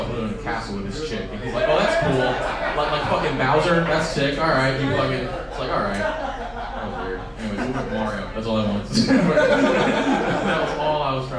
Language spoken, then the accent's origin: English; San Leandro, California, United States; I'm from San Leandro